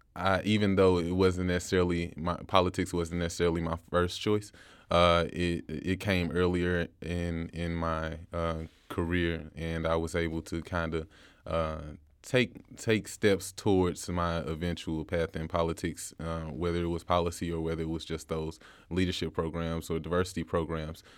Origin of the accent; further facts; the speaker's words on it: St. Louis, Missouri, United States; born and raised in Saint Louis, Missouri. Uh, I was raised in a small municipality in the Normandy area, Hillsdale.